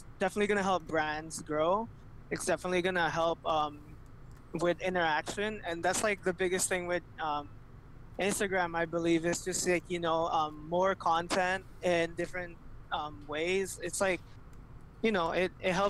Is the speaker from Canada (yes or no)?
yes; Canada; I'm from Canada.